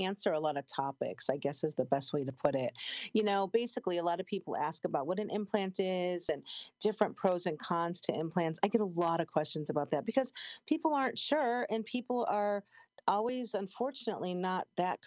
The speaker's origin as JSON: {"language": "English", "town": "Chicago", "region": "Illinois", "country": "United States", "tie": "born or raised there", "moved": "yes", "said": "I grew up in Chicago"}